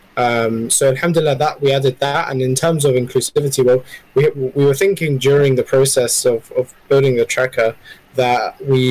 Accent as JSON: {"language": "English", "region": "London", "country": "United Kingdom", "tie": "born or raised there", "said": "I grew up in the UK. Originally, I'm half Palestinian, half Iraqi, and I grew up in London"}